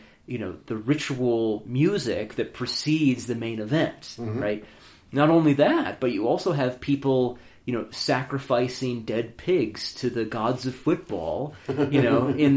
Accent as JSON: {"language": "English", "town": "Ann Arbor", "region": "Michigan", "country": "United States", "tie": "born or raised there", "said": "I grew up in Ann Arbor, Michigan"}